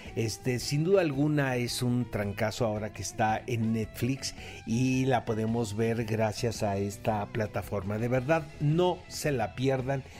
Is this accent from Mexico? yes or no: yes; Mexico; como mexicano